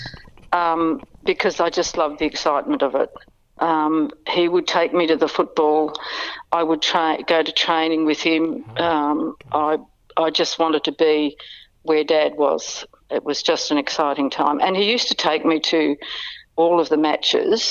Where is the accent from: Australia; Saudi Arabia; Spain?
Australia; Bendigo, Victoria; also born or lived in Melbourne; We moved from Bendigo